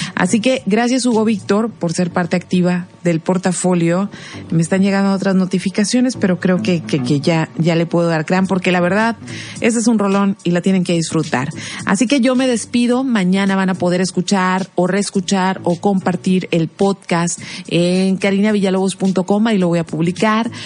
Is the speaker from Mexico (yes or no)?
yes; Mexico; para nosotros los mexicanos